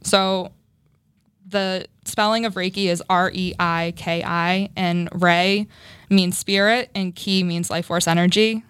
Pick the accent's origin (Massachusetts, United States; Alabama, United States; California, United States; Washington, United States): Massachusetts, United States; Framingham; I grew up in Framingham. Mm-hmm. Um, I live in Framingham now, still too